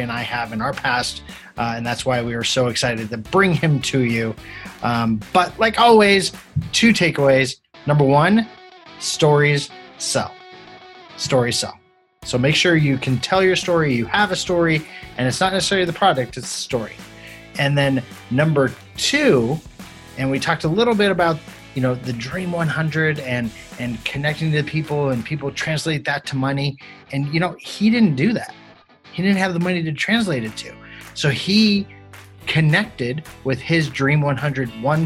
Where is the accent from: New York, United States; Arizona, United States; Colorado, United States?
Colorado, United States; we're both from Colorado